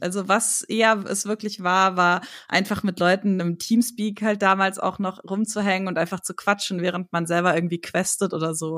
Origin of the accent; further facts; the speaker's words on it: Hagen, North Rhine-Westphalia, Germany; moved away as an adult; also born or lived in Hamburg; now in Berlin, Germany; Ich komme tatsächlich aus Hagen